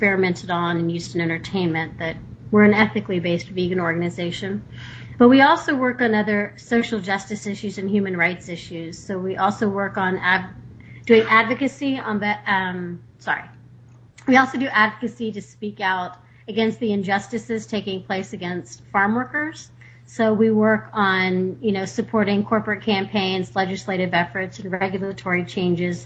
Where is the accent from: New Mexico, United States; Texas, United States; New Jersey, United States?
Texas, United States; now in Sonoma County, United States; I grew up in Texas